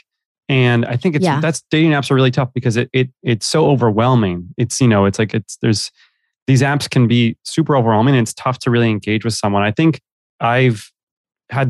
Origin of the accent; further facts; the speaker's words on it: New York City, New York, United States; moved away as an adult; also born or lived in Los Angeles; Born and raised in New York